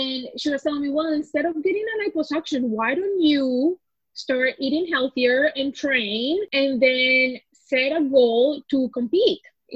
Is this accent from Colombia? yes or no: yes; Colombia; now in Canada; So I am actually from Colombia. I've been in Canada 14 years now, and I came as a refugee.